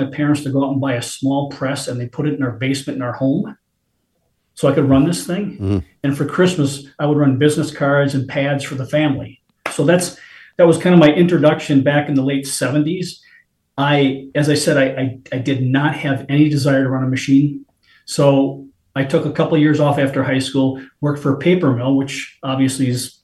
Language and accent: English; Appleton, Wisconsin, United States; growing up in Wisconsin, Appleton, Wisconsin